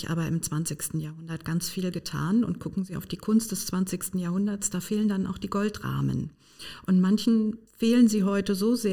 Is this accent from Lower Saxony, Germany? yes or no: no; Hamburg, Germany; Und so geschah es auch hier bei uns in Hamburg.